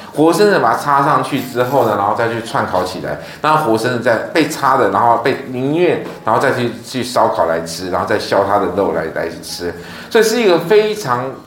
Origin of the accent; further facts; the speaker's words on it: Taiwan; 我们台湾人